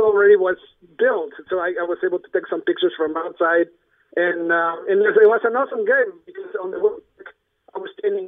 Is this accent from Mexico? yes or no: yes; Mexico; now in Los Angeles, United States; from L.A., originally from Mexico